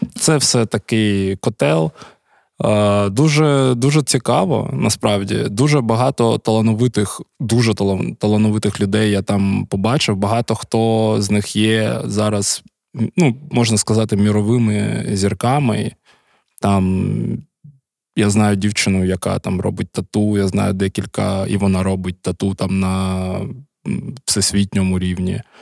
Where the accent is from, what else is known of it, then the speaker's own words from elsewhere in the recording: Kharkiv, Kharkiv Oblast, Ukraine; я народився у місті Харкові.